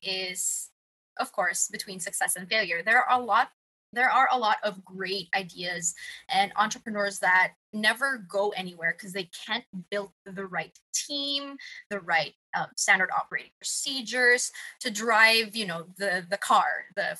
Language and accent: English; Philippines; I'm from the Philippines, born and raised.